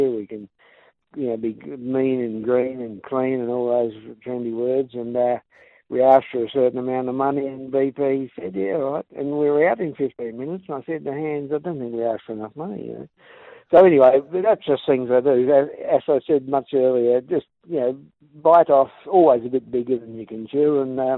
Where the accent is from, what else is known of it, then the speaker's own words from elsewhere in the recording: England, United Kingdom; moved away as an adult; So I come out from England, did the race, and lo and behold, got third.